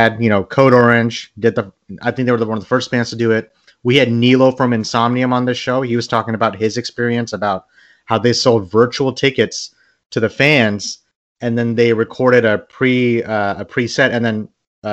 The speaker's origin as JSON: {"language": "English", "country": "Bangladesh", "said": "I'm from Bangladesh"}